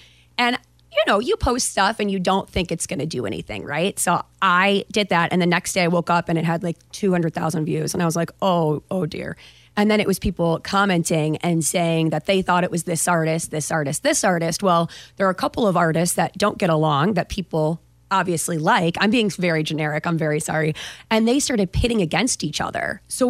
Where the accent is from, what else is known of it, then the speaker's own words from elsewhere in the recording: Buffalo, New York, United States; I have, so being in Buffalo, it's kind of the same accent, kind of, except I do harder A's.